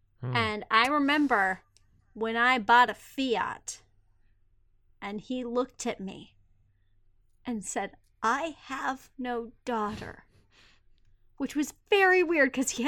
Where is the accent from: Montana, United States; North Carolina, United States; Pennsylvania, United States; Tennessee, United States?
Montana, United States; Patagonia, bitch. We're from Montana.